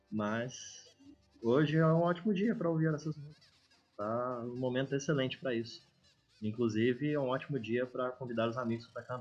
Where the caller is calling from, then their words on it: Uberlândia, Minas Gerais, Brazil; Estou em Uberlândia, um dos grandes epicentros dos Ubers do mundo.